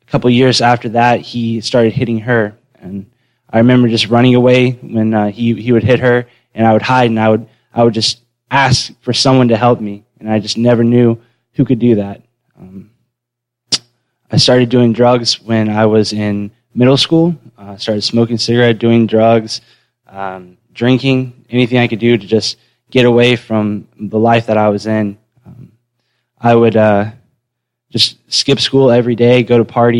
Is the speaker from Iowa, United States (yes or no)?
no; Western North Carolina, United States; also born or lived in Manatee County, Florida; I was born in Manatee County, but I moved to Western North Carolina when I was 4